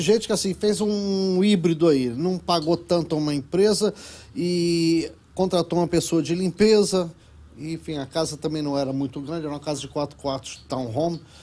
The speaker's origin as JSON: {"language": "Portuguese", "region": "Rio de Janeiro", "country": "Brazil", "also_born_or_lived": "Kuala Lumpur, Malaysia", "moved": "as an adult", "lives_now": "Miami, United States", "said": "eu sou carioca, sou carioca."}